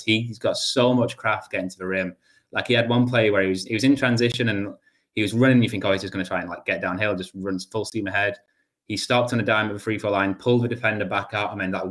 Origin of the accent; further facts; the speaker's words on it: England, United Kingdom; I'm English